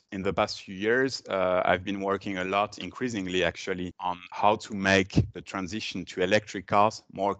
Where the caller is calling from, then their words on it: Brussels, Belgium; From Brussels, from my home, teleworking.